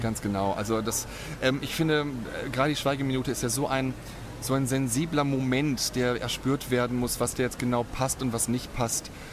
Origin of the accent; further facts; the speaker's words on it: Germany; moved away as an adult; now in Cologne, Germany; ursprünglich komme ich aus der Nähe von Bremen, aus der norddeutschen Tiefebene. Aber ich lebe jetzt seit 19 Jahren sehr glücklich in Köln